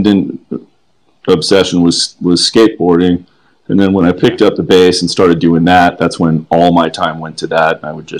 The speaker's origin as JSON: {"language": "English", "town": "Los Angeles", "region": "California", "country": "United States", "tie": "born or raised there", "also_born_or_lived": "New York City, New York / Coconut Grove, Florida", "said": "we moved out here when I was 11"}